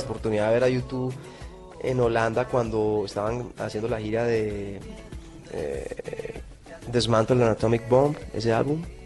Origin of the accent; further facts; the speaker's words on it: Colombia; yo soy un colombiano más